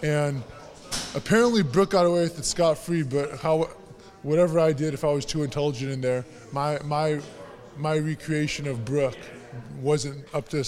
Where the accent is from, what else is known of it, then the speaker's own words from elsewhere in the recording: West Coast, United States; I'm from the West Coast